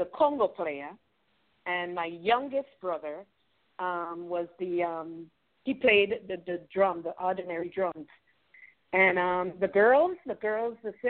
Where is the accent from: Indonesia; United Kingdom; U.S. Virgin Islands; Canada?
U.S. Virgin Islands; now in Atlanta, United States; I grew up in St. Croix